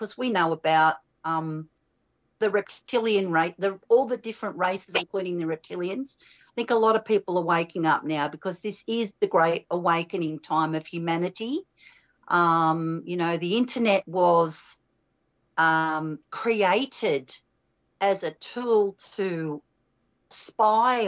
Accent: Australia; growing up in Australia

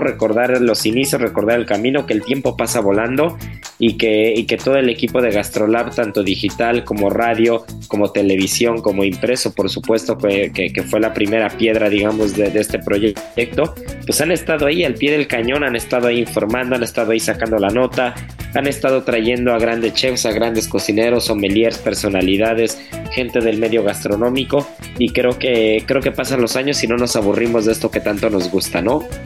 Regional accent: Mexico; como buen mexicano

